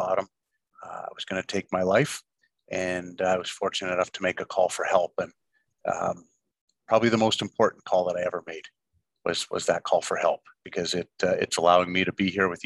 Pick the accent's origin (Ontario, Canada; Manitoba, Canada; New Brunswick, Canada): Ontario, Canada; moved away; being a young kid, growing up in Ontario, where hockey was such a huge part of my life, as it was with everybody and still is back in Canada.